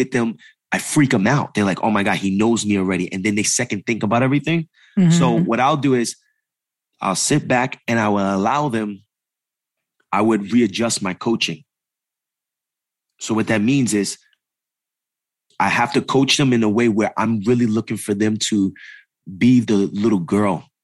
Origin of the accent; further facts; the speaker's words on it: East Coast, United States; moved away; also born or lived in New York City; I come from the East Coast, right? My first business is in New York